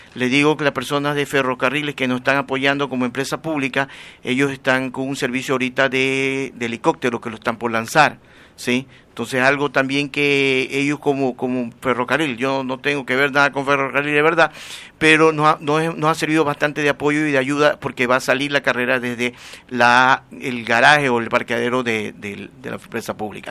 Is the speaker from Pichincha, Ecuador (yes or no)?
no; Guayaquil, Guayas, Ecuador; now in Durán, Ecuador; yo soy guayaquileño, pero ya tengo algún tiempo trabajando y viviendo en Durán ahorita